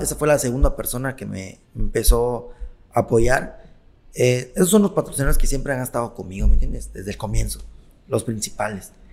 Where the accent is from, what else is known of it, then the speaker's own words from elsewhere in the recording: Mexico; also born or lived in Siglo XXI; yo soy de Bellavista, pero ahorita vivo en siglo XXI